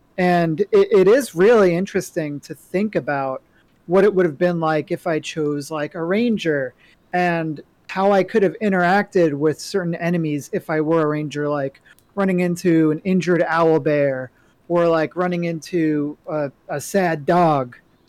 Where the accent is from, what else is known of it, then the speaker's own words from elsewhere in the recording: New York, United States; You know, I'm not a New Yorker anymore, right? Like they took that card away from me.